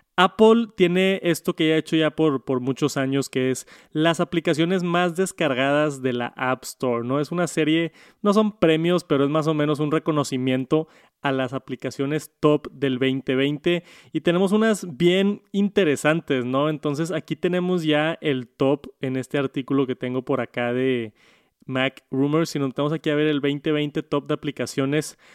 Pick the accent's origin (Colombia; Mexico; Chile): Mexico; en mi país, aquí en México